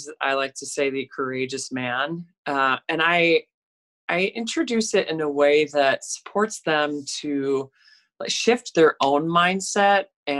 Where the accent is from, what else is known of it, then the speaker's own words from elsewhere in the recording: Chicago, Illinois, United States; I'm from Chicago